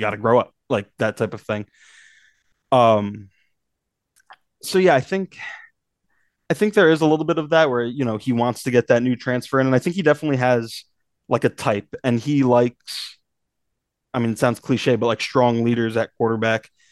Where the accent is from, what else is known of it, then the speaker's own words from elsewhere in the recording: Northeast, United States; moved away; I grew up in the Northeast